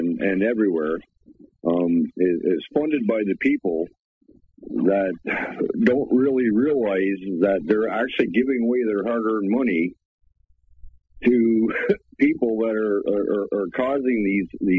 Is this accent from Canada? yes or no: yes; Canada; my hometown here in Canada